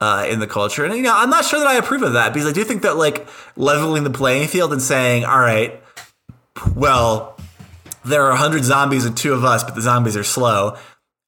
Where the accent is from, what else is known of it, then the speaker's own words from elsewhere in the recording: United States; as an American